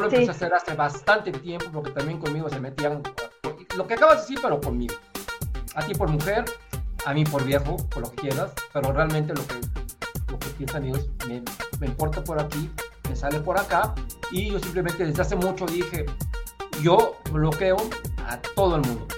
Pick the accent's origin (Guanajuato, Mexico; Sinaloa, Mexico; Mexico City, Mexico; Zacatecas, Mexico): Mexico City, Mexico; Yo soy de la Ciudad de México